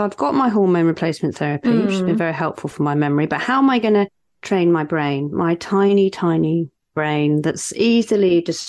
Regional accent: Cornwall, South West England, United Kingdom; accent: Cornish; because I'm recording this in Cornwall.

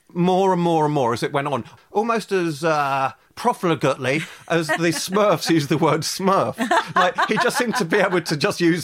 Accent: London, United Kingdom; I grew up in London, basically

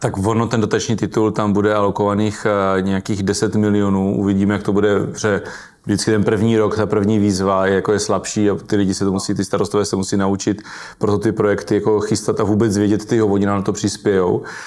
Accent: Brno, South Moravian Region, Czechia; já jsem z Brna venková

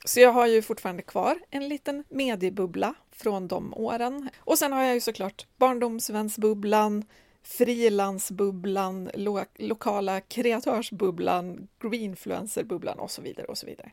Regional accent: Medelpad, southern Norrland, Västernorrland County, Sweden; now in Stockholm, Sweden; jag kom från södra Norrland, liksom medelpad och hade exakt noll kontakter i Stockholm när jag flyttade hit.

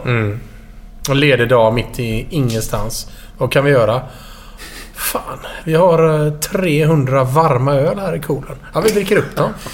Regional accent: Gothenburg, Västra Götaland, Sweden; also born or lived in Stockholm; sen flyttade vi till Göteborg och bodde i Skintebo. Och, eh, söder om Göteborg. En bit ovanför eh, Kullavik. Eh, och där har jag bott hela mitt liv

